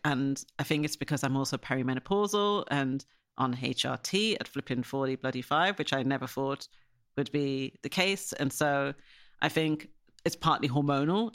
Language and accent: English; Ireland; now in Surrey, United Kingdom; when you were a black kid growing up in Ireland